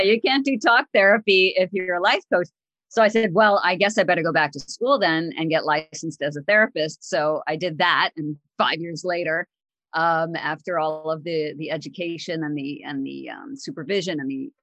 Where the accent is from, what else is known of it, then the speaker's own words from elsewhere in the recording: upstate New York, United States; also born or lived in Northern Illinois; I actually am a pretty much a native New Yorker, although I was born in Illinois, in Northern Illinois, but my family moved down to New York, the New York, upstate New York area